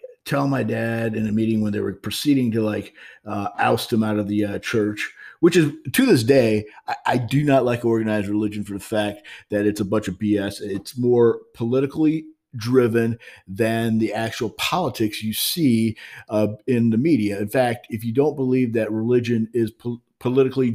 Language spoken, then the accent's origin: English; Highland, Illinois, United States; moved away as an adult; now in St. Louis, United States; I'm growing up in Highland, Illinois. And that's how I kind of sort of migrated back here to St. Louis, Missouri. After all the years, I had grown up for the last 4 years of my high school life in Highland, Illinois